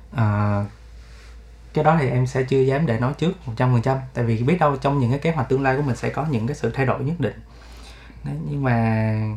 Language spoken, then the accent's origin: Vietnamese; Ho Chi Minh City, Vietnam; em là người Sài Gòn và em vẫn sống ở Sài Gòn